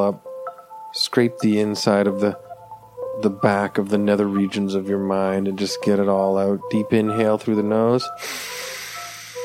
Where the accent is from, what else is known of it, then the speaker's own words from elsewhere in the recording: Canada; I'm a Canadian